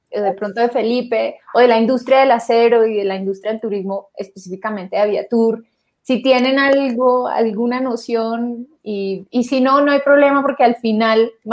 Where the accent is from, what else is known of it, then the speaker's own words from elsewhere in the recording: Colombia; pues qué orgullo para nosotros, los tres, por supuesto, somos colombianos.